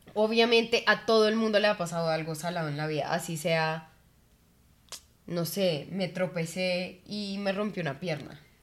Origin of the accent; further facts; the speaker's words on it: Colombia; amo haber nacido en Colombia